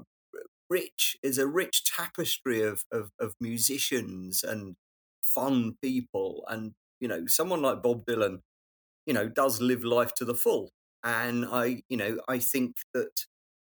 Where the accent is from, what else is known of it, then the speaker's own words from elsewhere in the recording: London, United Kingdom; I know London, I'm a Londoner